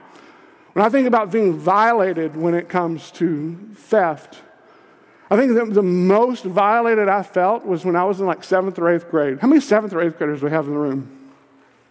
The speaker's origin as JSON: {"language": "English", "region": "Kentucky", "country": "United States", "said": "I'm from Kentucky"}